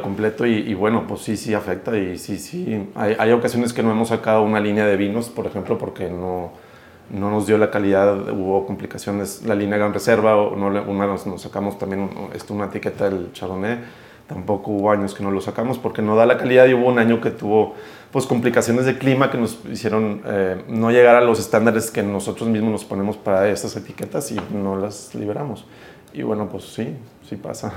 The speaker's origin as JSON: {"language": "Spanish", "country": "Mexico"}